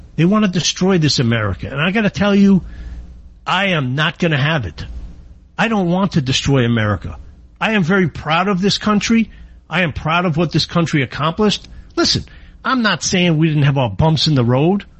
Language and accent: English; New York, United States; I am from New York